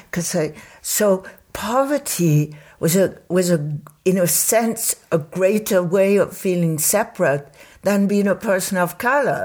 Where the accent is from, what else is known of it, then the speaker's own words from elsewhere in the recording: Paris, Île-de-France, France; moved away; at the time where I grew up in Paris, which was in the fifties